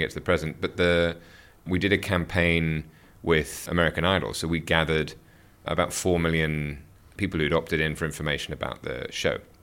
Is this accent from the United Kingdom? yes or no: yes; United Kingdom; moved away as an adult; also born or lived in Seoul / Hong Kong / Tokyo; being a Brit. I started, born and raised in the U K